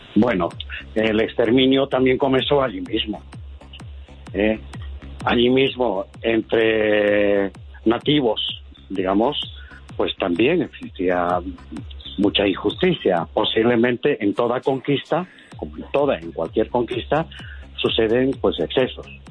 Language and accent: Spanish; Madrid, Community of Madrid, Spain; soy de Madrid